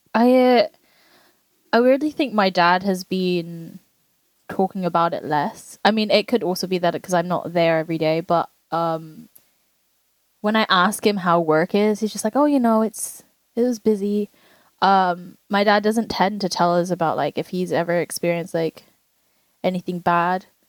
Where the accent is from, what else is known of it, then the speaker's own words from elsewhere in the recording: England, United Kingdom; we grew up in England amongst other Asians